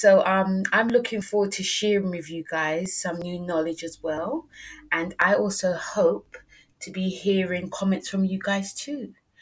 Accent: London, United Kingdom; I'm from London. I'm a London girl. I am a Brit Jamaican

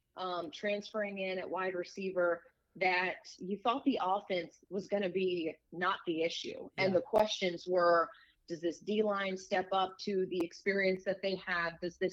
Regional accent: East Coast, United States; moved away as an adult; also born or lived in Abilene, Texas; now in Arkansas, United States; I grew up on the East Coast

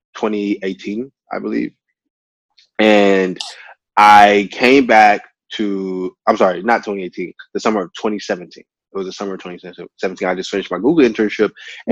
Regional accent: Texas, United States; also born or lived in Nigeria; being a Nigerian American man that moved to America, I think that I eventually found my purpose and passion as a community builder because of the community that I've grown in in Texas

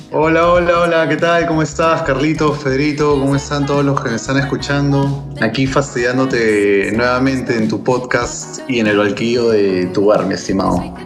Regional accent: Peru; nosotros no somos Argentina y no somos Chile, nosotros somos Perú

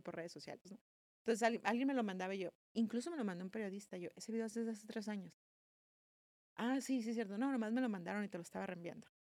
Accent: Mexicali, Baja California, Mexico; also born or lived in Guadalajara / Tijuana / Madrid; Nací en Guadalajara, crecí en Mexicali y crecí entre Tijuana y Mexicali

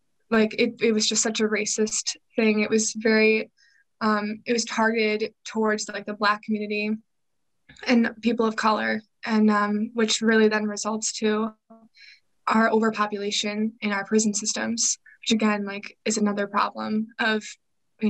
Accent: Chicago, Illinois, United States; I am from the Chicagoland area and I'm still currently living there

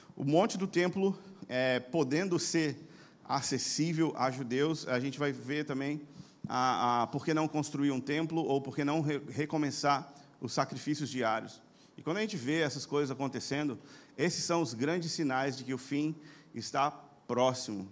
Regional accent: Brazil; como brasileiros

